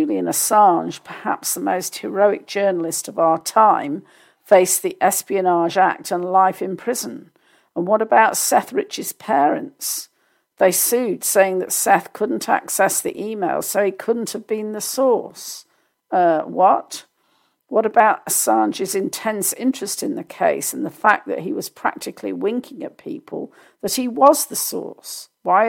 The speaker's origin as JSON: {"language": "English", "country": "United Kingdom", "said": "as a Brit"}